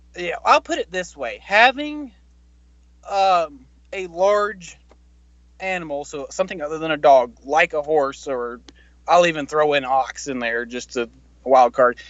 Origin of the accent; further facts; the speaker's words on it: Mississippi, United States; moved away; I was born in Mississippi